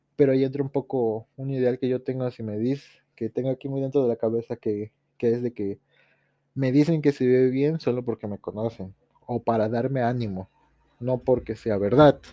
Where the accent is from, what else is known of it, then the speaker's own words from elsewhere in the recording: Tepoztlán, Morelos, Mexico; saludos desde este pinche pueblo llamado Tepoztlán